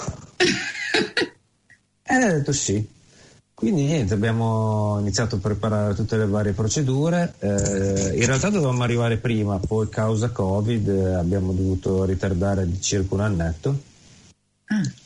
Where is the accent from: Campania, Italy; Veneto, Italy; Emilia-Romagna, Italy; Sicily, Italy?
Emilia-Romagna, Italy; Carpi; moved away as an adult; now in New Zealand; Carpi, che è la mia città d'origine